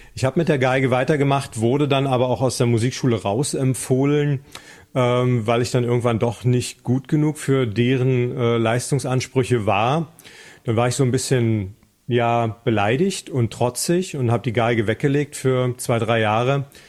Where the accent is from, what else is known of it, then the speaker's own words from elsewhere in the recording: GDR, East Germany, Germany; in der DDR, wo ich aufgewachsen bin